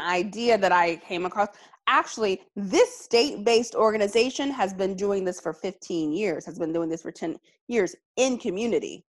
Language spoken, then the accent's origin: English; Alabama, United States; my home state of Alabama